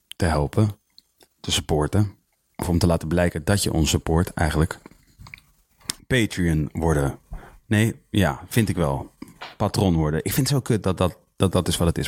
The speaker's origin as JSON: {"language": "Dutch", "town": "Leusden", "region": "Utrecht", "country": "Netherlands", "tie": "born or raised there", "said": "Ik ben geboren in Leusden"}